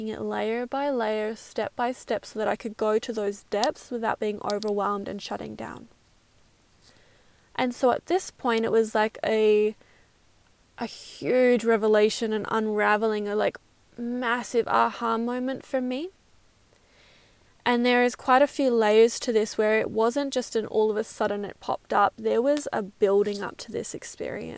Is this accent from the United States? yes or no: no; Perth, Western Australia, Australia; now in New Zealand; I'm from Perth